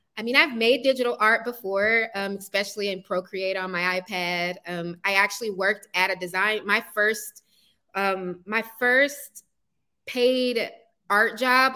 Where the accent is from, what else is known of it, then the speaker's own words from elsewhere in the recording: East Point, Georgia, United States; also born or lived in College Park, Georgia; I own a brick and mortar art studio in the neighborhood where I grew up, East Point